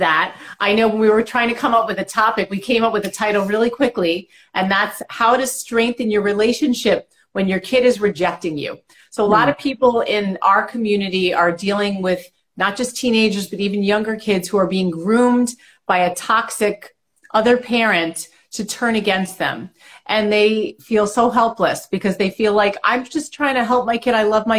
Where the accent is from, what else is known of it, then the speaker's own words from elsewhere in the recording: New York, United States; now in Connecticut, United States; I always say New York because I'm a New Yorker. I'm a minute from New York, but I'm in Connecticut.